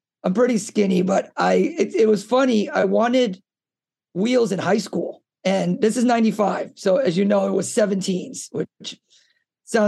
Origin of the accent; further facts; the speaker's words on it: Miami, Florida, United States; also born or lived in South America; I grew up in Miami